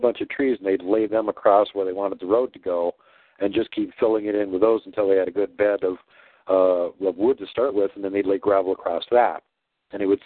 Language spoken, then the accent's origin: English; Minnesota, United States; also born or lived in Wisconsin; I grew up in Minnesota.